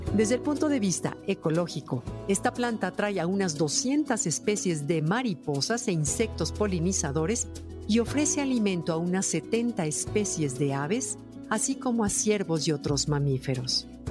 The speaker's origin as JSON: {"language": "Spanish", "country": "Mexico"}